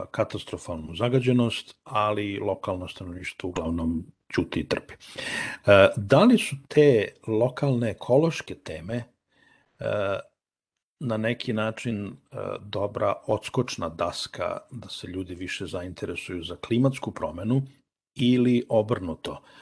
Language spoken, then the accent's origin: Croatian; Pančevo, Vojvodina, Serbia; Ja sam rodom iz Pančeva